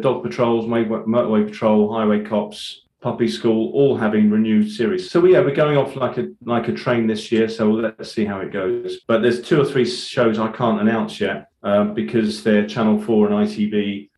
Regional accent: Ireland; as an Irish Catholic

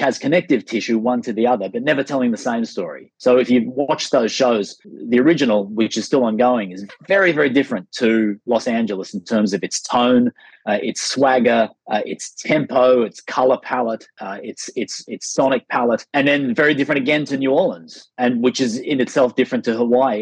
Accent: Sydney, New South Wales, Australia; moved away as an adult; also born or lived in United States; back to my hometown of Sydney

